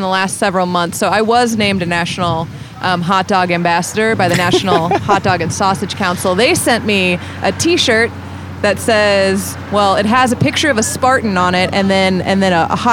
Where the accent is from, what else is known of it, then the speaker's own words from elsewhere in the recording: Cedar Rapids, Iowa, United States; I grew up in Cedar Rapids, Iowa.